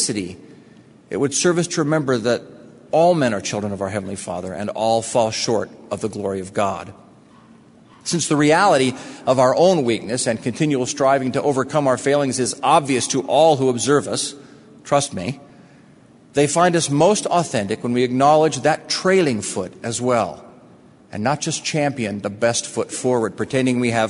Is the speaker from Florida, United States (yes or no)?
no; Utah, United States; I'm from Utah